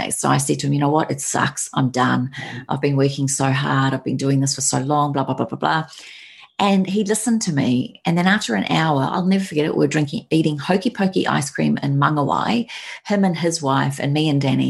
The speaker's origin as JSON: {"language": "English", "country": "New Zealand", "moved": "yes", "said": "I now had my dream of having my business in my home country"}